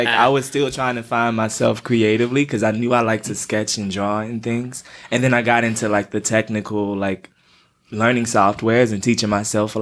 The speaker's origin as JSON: {"language": "English", "town": "Atlanta", "region": "Georgia", "country": "United States", "tie": "born or raised there", "said": "I'm from Atlanta. So I grew up the oldest of three boys"}